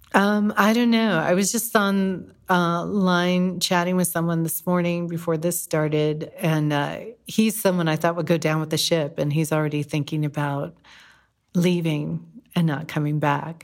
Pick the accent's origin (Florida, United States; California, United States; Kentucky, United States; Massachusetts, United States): California, United States; Whittier; now in Greenville, United States; I'm from Whittier, California, that suffered an earthquake in 1987